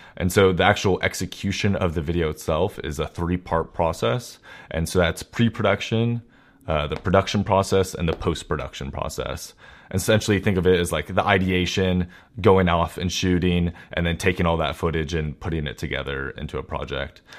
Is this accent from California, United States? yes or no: yes; Walnut Creek, California, United States; also born or lived in San Francisco Bay Area; in the Walnut Creek area where my hometown is